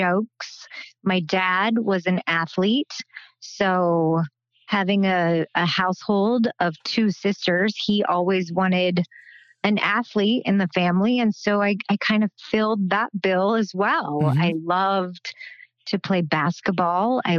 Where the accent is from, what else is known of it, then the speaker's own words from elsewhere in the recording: Belleville, Kansas, United States; I grew up in a small, small town, Belleville, Kansas